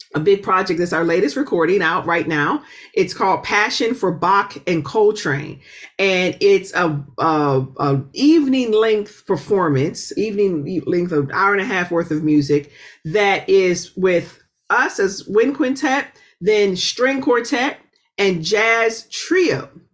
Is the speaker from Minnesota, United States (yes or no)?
no; Pittsburgh, Pennsylvania, United States; moved away; I'm originally from Pittsburgh uh, which is an incredibly musical city